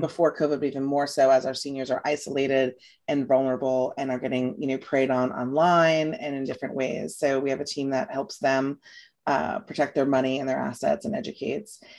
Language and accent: English; New York, United States; moved away as an adult; also born or lived in Louisiana; now in Florida, United States; I'm from New York